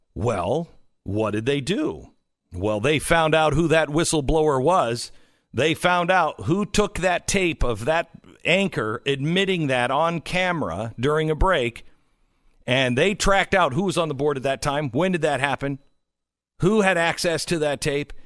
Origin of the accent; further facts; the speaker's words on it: Seattle, Washington, United States; moved away; it's my hometown-ish